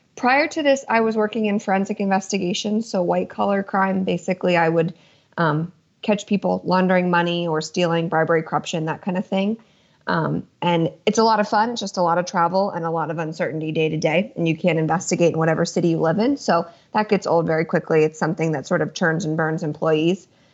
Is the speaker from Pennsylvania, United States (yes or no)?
yes; Lancaster County, Pennsylvania, United States; I'm from the East Coast, born and raised in Lancaster County, Pennsylvania